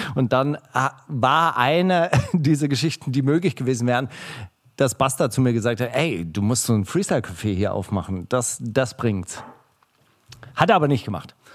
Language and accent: German; Kornwestheim, Baden-Württemberg, Germany; im Konvestheim, wo ich herkomme